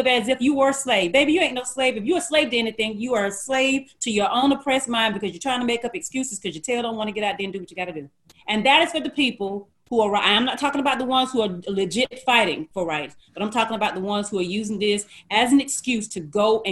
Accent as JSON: {"language": "English", "town": "Gordon", "region": "Alabama", "country": "United States", "tie": "born or raised there", "said": "Where we lived, because I'm from Gordon, Alabama, which is a small town outside of Dothan, Alabama. And where we lived, I think they were still having KKK meetings when I was a little girl"}